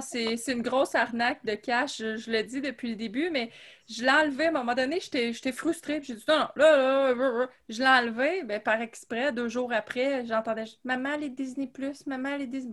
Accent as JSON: {"language": "French", "town": "Gatineau", "region": "Quebec", "country": "Canada", "tie": "born or raised there", "said": "je viens de Gatineau. Je suis née à Hull"}